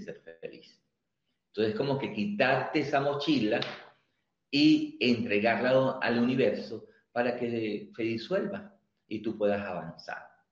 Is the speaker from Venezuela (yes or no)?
yes; Venezuela; moved away as an adult; now in Mendoza, Argentina; nosotros los venezolanos